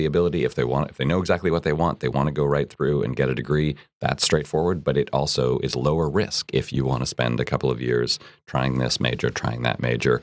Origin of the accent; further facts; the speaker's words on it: Canada; now in United States; I'm from Canada